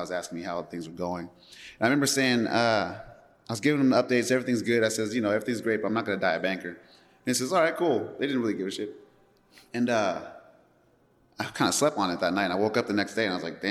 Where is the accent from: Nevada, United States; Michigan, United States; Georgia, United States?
Nevada, United States; Las Vegas; moved away as an adult; now in Oakland, United States; I'm from Las Vegas, Nevada